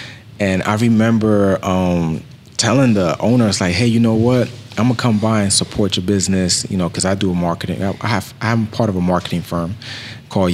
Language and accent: English; Bronx, New York, United States; And I'm from New York, too, as well.